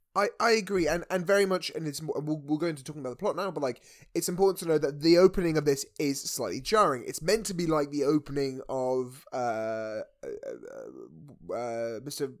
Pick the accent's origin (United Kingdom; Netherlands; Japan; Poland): United Kingdom; as British people